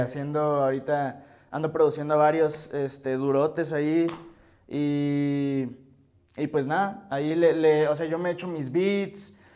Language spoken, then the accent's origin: Spanish; Hermosillo, Sonora, Mexico; yo soy de Hermosillo